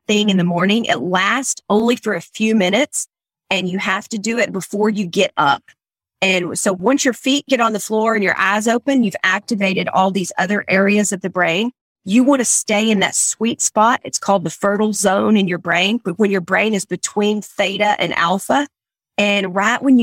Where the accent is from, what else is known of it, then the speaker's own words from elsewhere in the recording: Texas, United States; accent: country; I'm from Texas